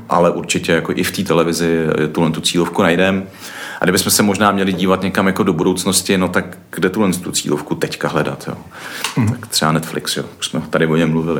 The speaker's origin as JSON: {"language": "Czech", "country": "Czechia", "said": "my jsme Češi"}